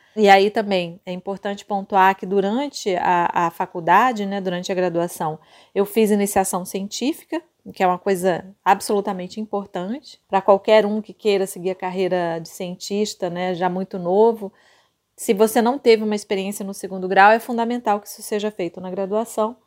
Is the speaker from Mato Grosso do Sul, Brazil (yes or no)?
yes; Campo Grande, Mato Grosso do Sul, Brazil